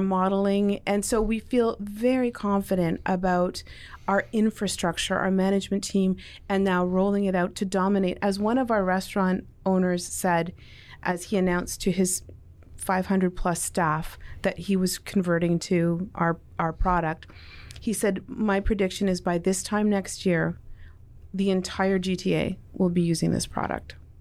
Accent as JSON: {"language": "English", "town": "Toronto", "region": "Ontario", "country": "Canada", "tie": "born or raised there", "also_born_or_lived": "Mississauga", "said": "born in Toronto, um, grew up in Toronto"}